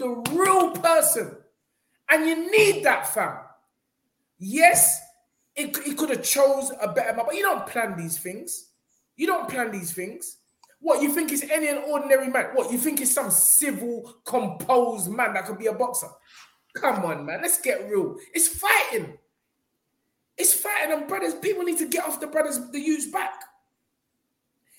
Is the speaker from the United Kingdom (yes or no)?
yes; United Kingdom; as a Brit